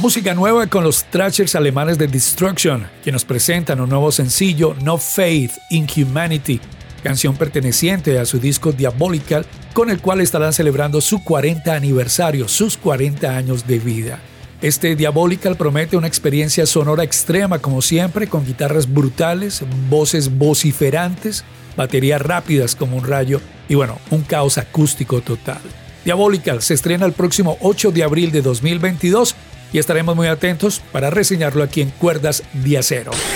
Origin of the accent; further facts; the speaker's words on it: Cali, Valle del Cauca, Colombia; en nuestra ciudad, en Santiago de Cali, Colombia